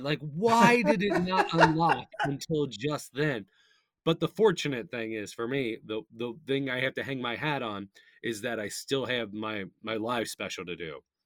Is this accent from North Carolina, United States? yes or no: no; Northern Kentucky, United States; I'm from Northern Kentucky